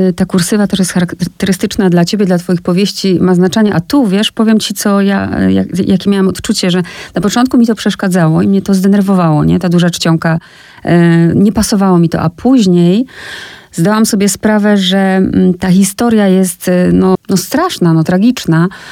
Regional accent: Olesno, Opole Voivodeship, Poland; ja pochodzę z takiego małego miasteczka, które nazywa się Olesno

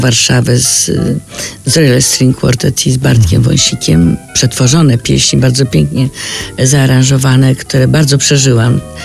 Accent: Warsaw, Masovian Voivodeship, Poland; accent: hard L; do tej kamienicy tam blisko, gdzie się urodziłam

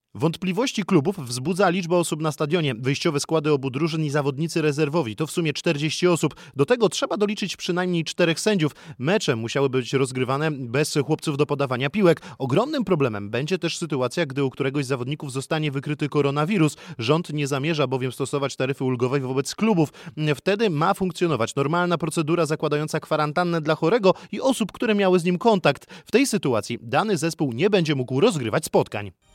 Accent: Czechia; now in Poland; Ja jako obywatelka Czech, ale mieszkająca w Polsce

